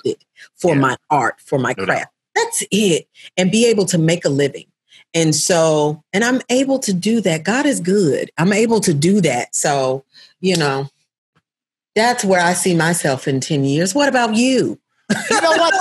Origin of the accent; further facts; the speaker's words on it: Murfreesboro, Tennessee, United States; I grew up in Murfreesboro, Tennessee, and it's a small town